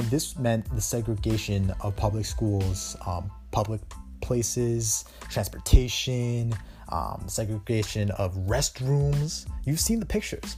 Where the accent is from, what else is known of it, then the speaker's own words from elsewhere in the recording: Canada; I'm Canadian